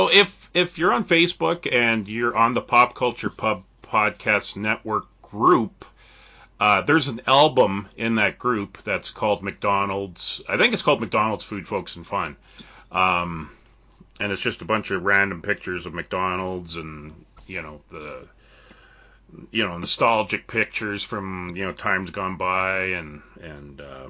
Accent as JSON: {"language": "English", "country": "Canada", "said": "being a Canadian"}